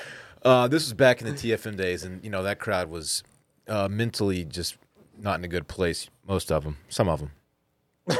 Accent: Austin, Texas, United States; I was born in Seton Hospital right here in Austin, Texas

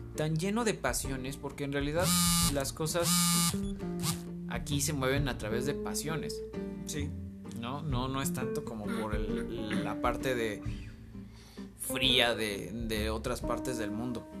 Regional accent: Mexico; que soy mexicano, que vivo mis tradiciones tan arraigadamente

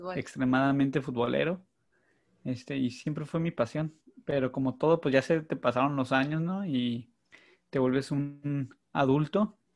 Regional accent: Mexicali, Baja California, Mexico; nací en la Ciudad de México, pero ya tengo, me vine a los nueve años, ocho años, perdón, y pues yo digo que soy del norte, soy de Mexicali

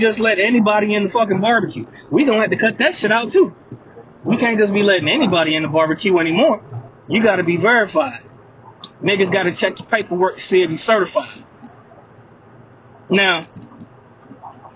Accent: United States; I'm American. I'm African American. I'm black.

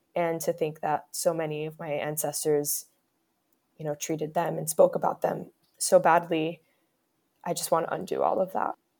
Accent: Miami, Florida, United States; also born or lived in Bronx, New York; I moved to Miami at the age of five, where I lived with my mother and my stepfather

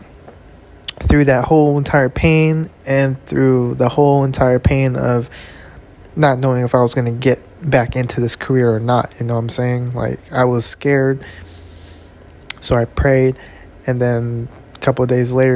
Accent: California, United States; I'm from Cali, you know. This Cali native, Cali raised.

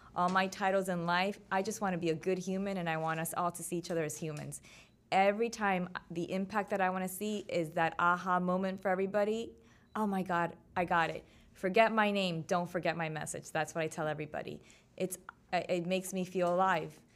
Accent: Miami, Florida, United States; my hometown, three oh five

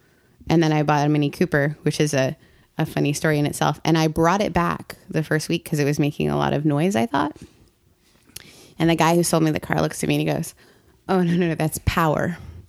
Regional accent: Canada; And so we grew up kind of in the United Church of Canada, which is like they don't have it here.

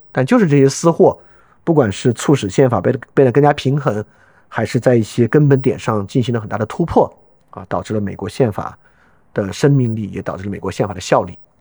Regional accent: China; 我们中国人都知道

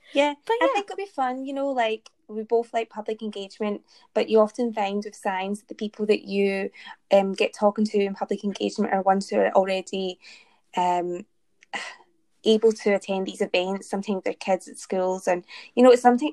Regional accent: Glasgow, Scotland, United Kingdom; Born in Glasgow, Stayed in Glasgow. Now doing my PhD in Glasgow

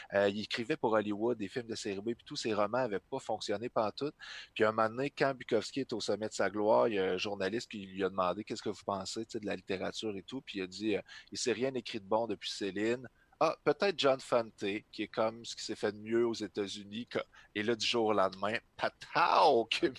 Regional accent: Trois-Rivières, Quebec, Canada; moved away; je viens de Trois-Rivières à la base

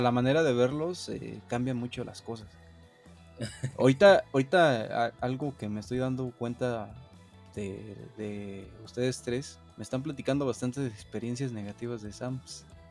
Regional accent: Mexico; como mexicanos buscamos

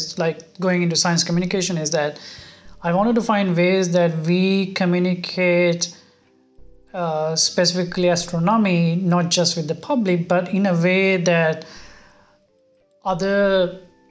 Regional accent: Sri Lanka; moved away as an adult; also born or lived in Europe; now in Tokyo, Japan; growing up in Sri Lanka

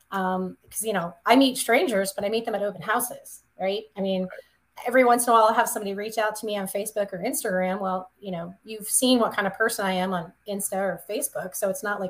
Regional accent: the South, United States; moved away; I'm from the South, of course, in my little town

